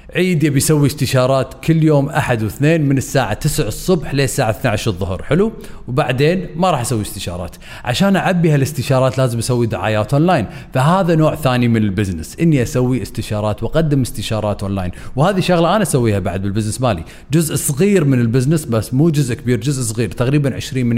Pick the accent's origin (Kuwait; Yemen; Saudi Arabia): Kuwait; عندنا بالكويت بالخليج